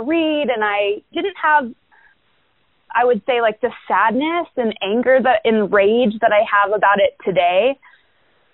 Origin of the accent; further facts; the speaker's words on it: Englewood, Colorado, United States; I grew up in Englewood, Colorado